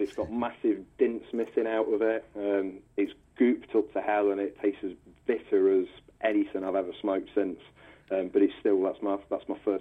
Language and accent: English; Nottingham, East Midlands, United Kingdom; I'm from Nottingham. I'm born and raised in the city sort of thing. I grew up about 7 miles outside of the city on the edge of the countryside on the old coalfield.